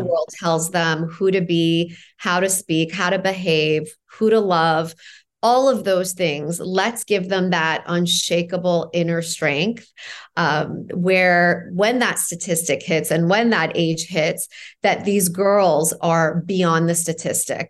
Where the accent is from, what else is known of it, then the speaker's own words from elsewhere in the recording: Toronto, Ontario, Canada; also born or lived in Iran; I left Iran when I was four, grew up in Toronto